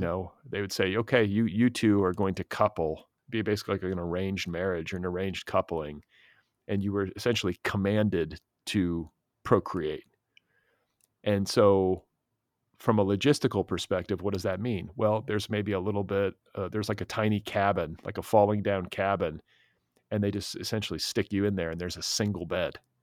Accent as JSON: {"language": "English", "area": "Wisconsin and Indiana", "region": "Midwest", "country": "United States", "tie": "born or raised there", "said": "I grew up in Wisconsin and Indiana"}